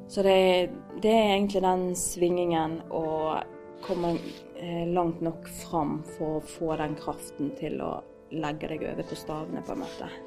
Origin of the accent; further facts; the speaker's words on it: Osterøy, Vestland, Norway; Eh, og jeg kommer fra Osterøy, eh, opprinnelig fra Colo